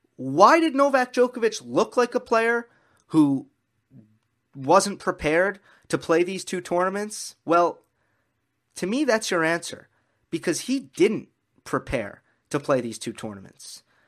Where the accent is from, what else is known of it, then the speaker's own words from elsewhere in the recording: New York, United States; I am a New Yorker.